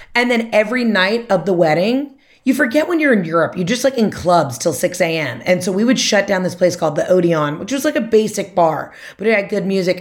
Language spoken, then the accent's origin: English; Atlanta, Georgia, United States; also born or lived in Mississippi; I'm from Atlanta, that's where we live now.